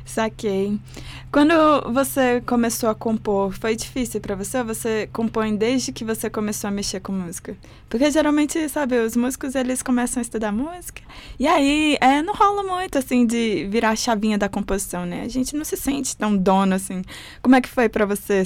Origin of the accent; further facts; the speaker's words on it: Riacho Fundo I, Federal District, Brazil; Eu sou do Riacho Fundo 1